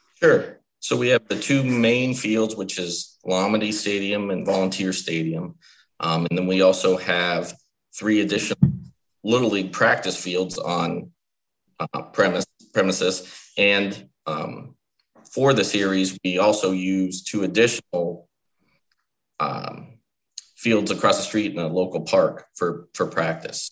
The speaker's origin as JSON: {"language": "English", "town": "State College", "region": "Pennsylvania", "country": "United States", "moved": "as an adult", "lives_now": "Williamsport, United States", "said": "I'm from State College, Pennsylvania, originally"}